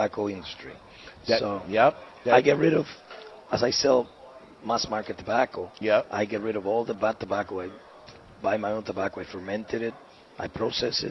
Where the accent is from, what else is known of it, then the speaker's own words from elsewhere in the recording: New York, United States; accent: Dominican accent, New York; moved away as an adult; also born or lived in Gurabo, Dominican Republic; now in Dominican Republic; I was raised in New York, and I did high school in New York. Then I went back to the Dominican Republic.